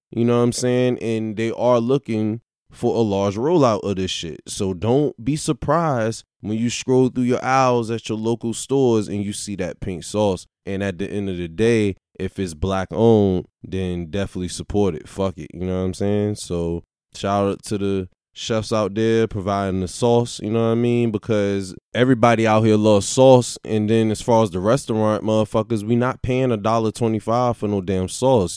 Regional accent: Virginia, United States; growing up in Virginia

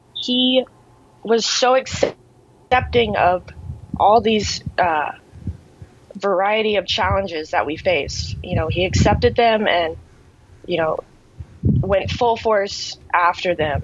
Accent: Cape Canaveral, Florida, United States; I am in Cape Canaveral, Florida. It's my hometown. So lived here my entire life

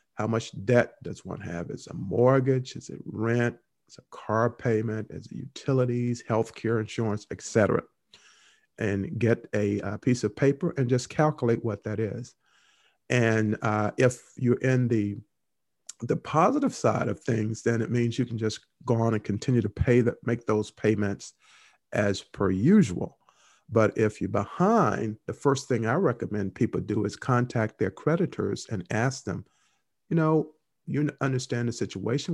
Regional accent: Henderson, North Carolina, United States; Henderson, North Carolina, my hometown.

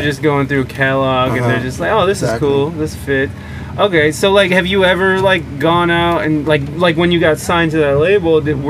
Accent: Ohio, United States; I'm from Ohio. I'm from basically the same area as Detroit. I'm moving to Detroit, unfortunately.

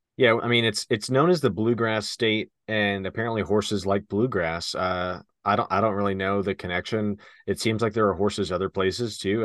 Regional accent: Western Kentucky, United States; moved away; where we're from originally, Western Kentucky

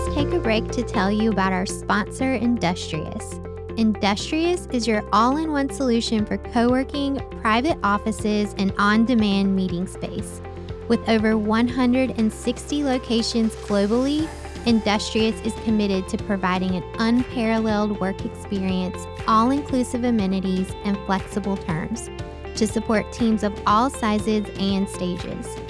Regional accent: outside of Raleigh and Clayton, North Carolina, United States; moved away as an adult; also born or lived in New York / Boston; I grew up outside of Raleigh and Clayton

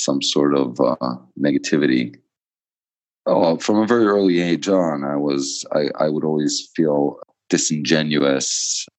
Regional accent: New York City, New York, United States; moved away as an adult; now in Israel; I grew up in Borough Park, Brooklyn. I moved to Israel when I was 18

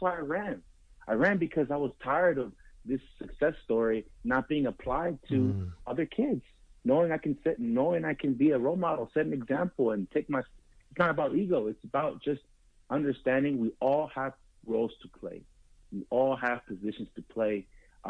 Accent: East Palo Alto, California, United States; I come from East Palo Alto, historically disfranchised community

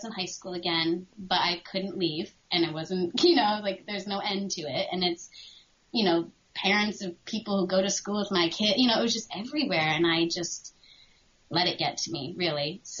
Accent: New England, United States; I feel it wasn't the same growing up in New England, or maybe I just wasn't aware of it.

